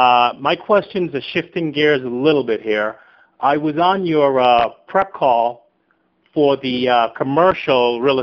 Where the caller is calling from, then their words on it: Boca Raton, Florida, United States; from Boca Raton.